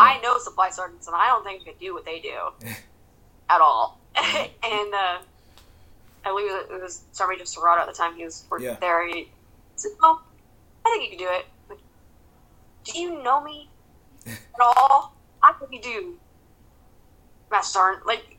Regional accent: Santa Rosa, California, United States; moved away as an adult; also born or lived in Monterey / North Carolina / Florida; Santa Rosa is my hometown. Santa Rosa unit is right behind the high school that I graduated from

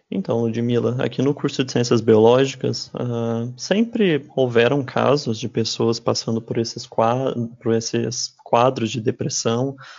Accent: interior of São Paulo, Brazil; moved away as an adult; now in Dourados, Brazil; eu mesmo não sou aqui de Dourados, eu sou do interior de São Paulo

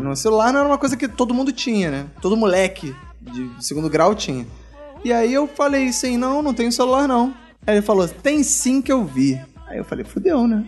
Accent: Rio de Janeiro, Brazil; eu sou do Rio e tô acostumado com o sotaque marginal do, dos marginais cariocas

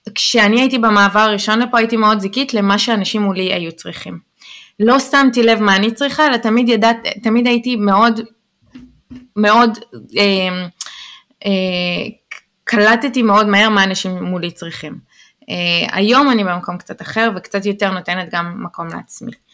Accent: Israel; first language Hebrew; moved away as an adult; now in New York, United States

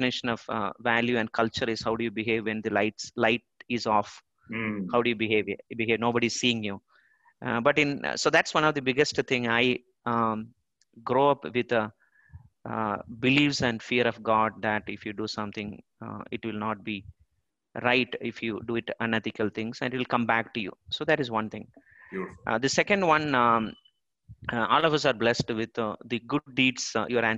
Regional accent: Thiruvananthapuram, Kerala, India; I'm born and brought up in Trivandrum in the temple city of Padmanabha Swami Temple

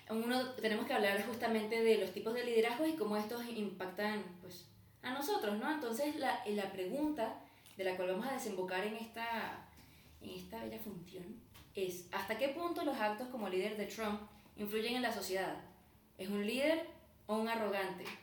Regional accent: Caracas, Capital District, Venezuela; now in Mexico; soy de Caracas, llevo nueve años acá en México

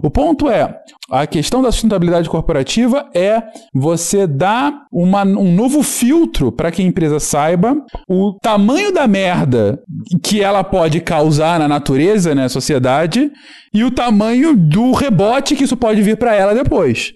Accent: Teresópolis, Rio de Janeiro, Brazil; moved away as an adult; also born or lived in São Paulo; eu cresci aqui, né, em Teresópolis

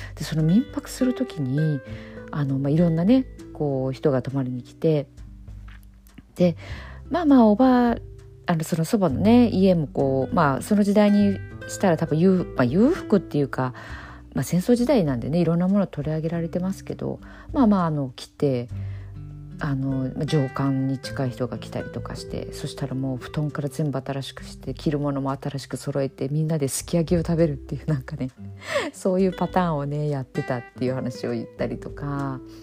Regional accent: Okayama, Japan; accent: Okayama-ben; 私も今岡山弁で喋ってるんですけども

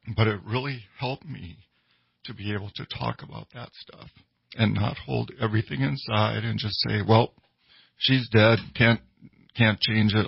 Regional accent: Minnesota, United States; I grew up in Minnesota

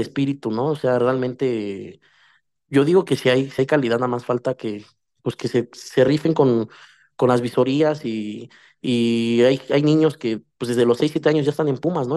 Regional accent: Ecatepec, State of Mexico, Mexico; yo soy de Catepec, acá del, norte, acá donde nacen los valientes y mueren los cobardes, ¿no? Somos de acá, de, del mero Catepec

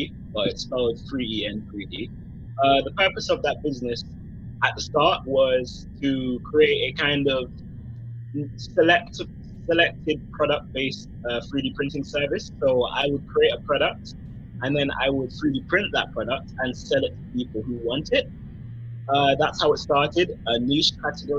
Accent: London, United Kingdom; So I was born in England, London, and my mom is from Jamaica and my dad is from Nigeria. So I'm Afro-Caribbean, but I'm English.

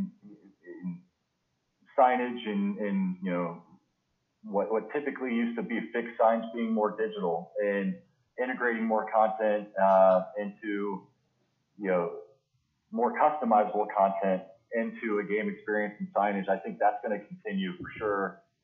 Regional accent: Indianapolis, Indiana, United States; moved away as an adult; also born or lived in Canton, Ohio; I grew up in Indianapolis

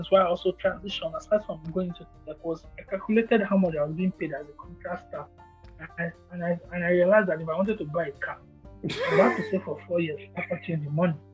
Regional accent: Nigeria

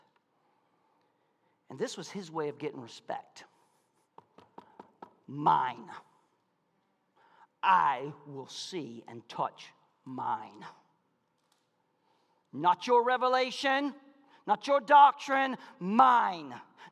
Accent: Malone, Florida, United States; I'm from Malone, Florida

